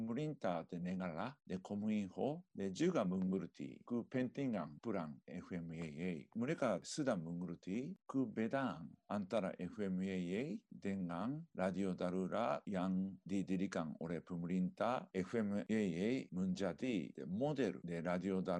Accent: Japan; Indonesian is a second language; now in Indonesia; Saya orang Jepang. Eh, tapi de, sudah lama melaksanakan de, aktivitas di Indonesia.

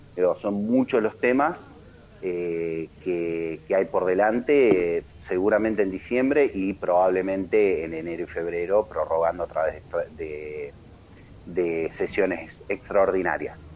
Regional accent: Argentina; como argentinos

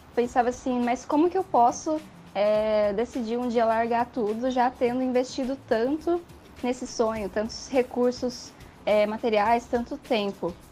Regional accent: São Paulo, Brazil; moved away as an adult; now in Porto Alegre, Brazil; eu sou paulista, do estado de São Paulo

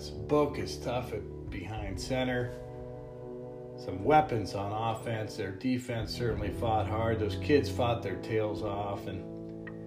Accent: Reno, Nevada, United States; moved away; also born or lived in Georgia; Went to school at Georgia. Grew up in Reno.

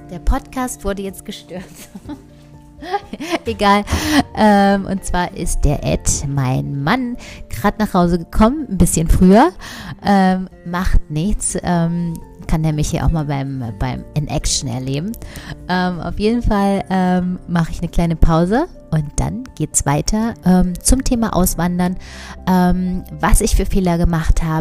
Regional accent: Saxony-Anhalt, Germany; Und zwar bin ich ja in Sachsen-Anhalt aufgewachsen. Sachsen-Anhalt ähm, in einem ganz kleinen Dorf

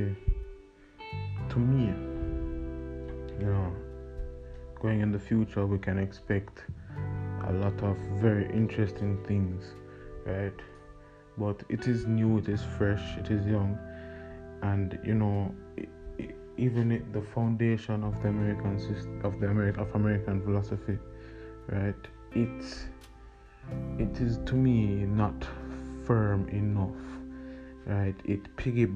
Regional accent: Jamaica; growing up in Jamaica

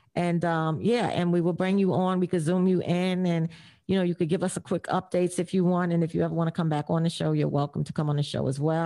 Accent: New York City, New York, United States; I grew up in McKinley houses in the Bronx

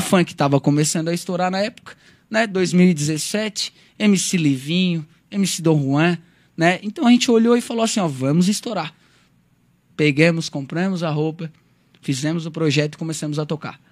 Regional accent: Brazil; Eu vim de um bairro chamado Lombas Pedreiras. Quem não conhece, gente, fica lá próximo ao Rincão

